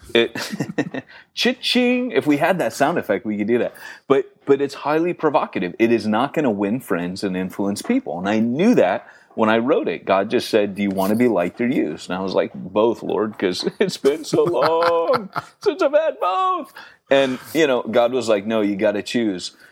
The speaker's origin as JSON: {"language": "English", "country": "United States", "moved": "yes", "said": "being typically American and not very British"}